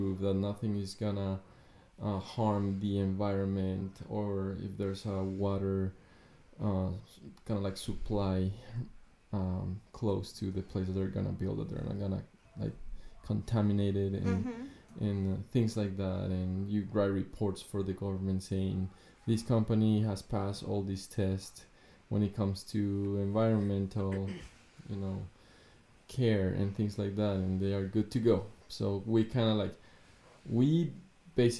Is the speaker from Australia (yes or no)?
no; Ecuador; English is a second language; moved away as an adult; now in United States; I am from Ecuador.